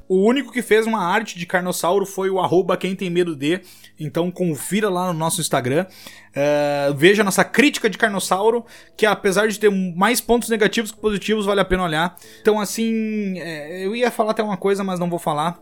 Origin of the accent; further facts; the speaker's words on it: São Pedro do Sul, Rio Grande do Sul, Brazil; moved away as an adult; São Pedro do Sul é na cidade que a gente nasceu no Rio Grande do Sul